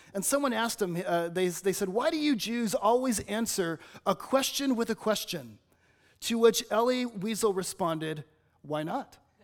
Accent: Los Angeles, California, United States; now in Batesville, United States; I'm from Los Angeles

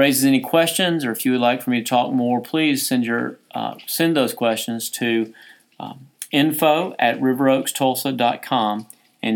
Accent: United States; As Americans, as an American culture, as a church culture within America

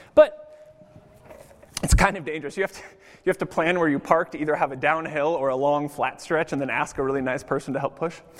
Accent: United States; now in Zurich, Switzerland; I'm American

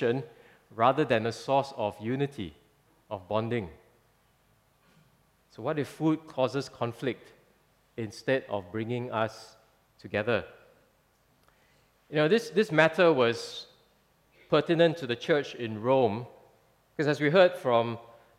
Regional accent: Singapore; many of us have lived in Singapore for quite a while

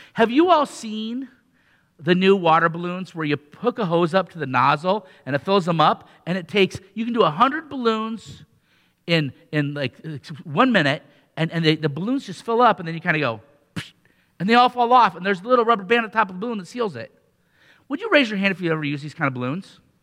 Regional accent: Riverside, Iowa, United States; where I grew up in Riverside, Iowa, right down by Iowa City.

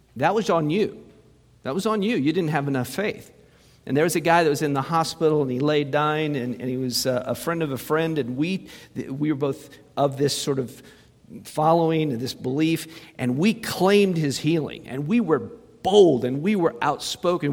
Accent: Muncie, Indiana, United States; moved away; Went to Muncie, my hometown.

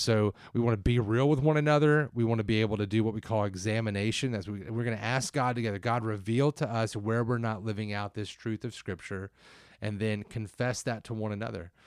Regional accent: the South, United States; I'm from the South

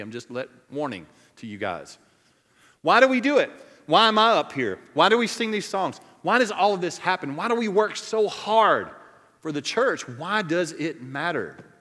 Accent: Cajun, Louisiana, United States; I'm Cajun to the core.

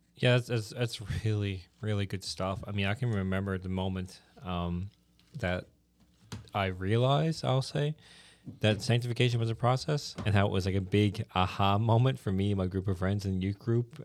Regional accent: the Bay, Newfoundland and Labrador, Canada; I'm from the Bay

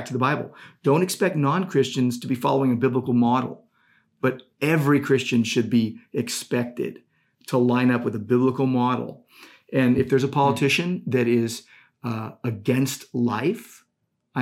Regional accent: United States; I'm an American.

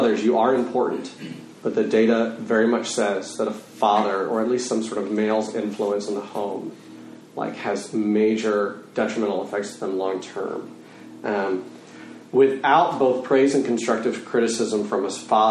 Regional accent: Texas, United States; I'm a Texan

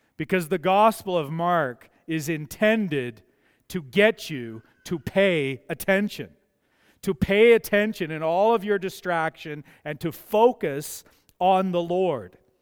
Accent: Mazeppa, Alberta, Canada; I grew up in Mazeppa.

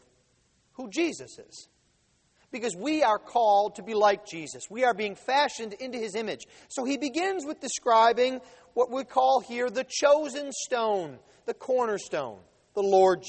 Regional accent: the North, United States; also born or lived in Mississippi; I had to describe myself to people as a Yankee

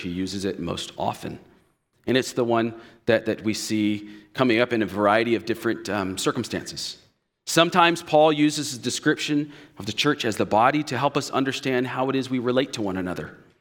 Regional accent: United States; we as especially American evangelicals

